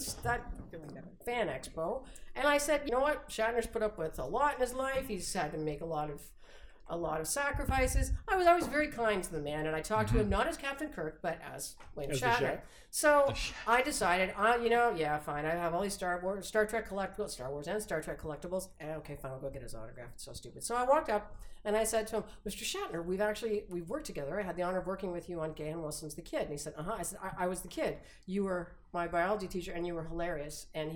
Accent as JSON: {"language": "English", "region": "London", "country": "United Kingdom", "tie": "born or raised there", "said": "I grew up in London where they were manufactured, so I actually have them in sheets, some of them."}